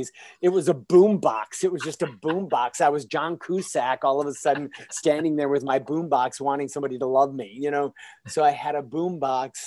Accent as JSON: {"language": "English", "region": "Michigan", "country": "United States", "moved": "yes", "lives_now": "Los Angeles, United States", "said": "I come from a small town in Michigan."}